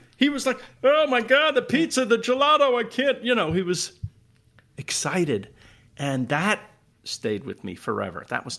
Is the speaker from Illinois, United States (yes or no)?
no; New York, United States; Well, I come from New York. I don't know. I wouldn't pick anything off the ground and eat it.